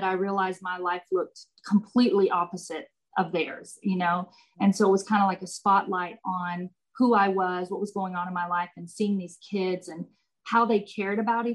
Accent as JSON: {"language": "English", "area": "about an hour from Austin", "region": "Texas", "country": "United States", "said": "It's about an hour from Austin, Texas. And I went to Mary Hardin Baylor, which is in Belton, Texas. Now, I grew up with my husband."}